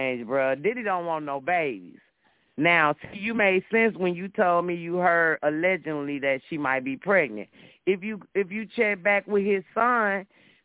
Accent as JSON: {"language": "English", "town": "Chicago", "region": "Illinois", "country": "United States", "said": "I'm from Illinois. I'm from Chicago. I'm from Chicago like you."}